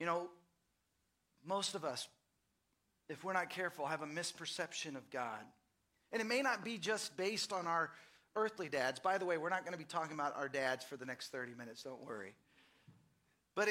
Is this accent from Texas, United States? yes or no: yes; Dallas, Texas, United States; now in Austin, United States; I grew up in Dallas, and I remember as a kid, we would go to Sunday school and to church